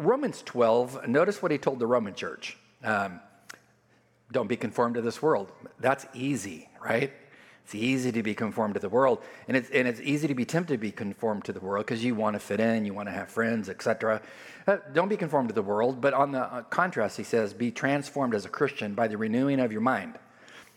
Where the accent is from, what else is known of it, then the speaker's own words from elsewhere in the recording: California, United States; moved away; California, I grew up on the border